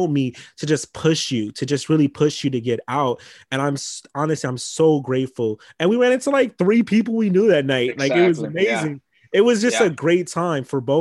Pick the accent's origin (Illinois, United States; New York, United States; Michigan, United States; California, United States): California, United States; Los Angeles; I'm from Crenshaw. So, and I'm biracial. I was raised in a Black household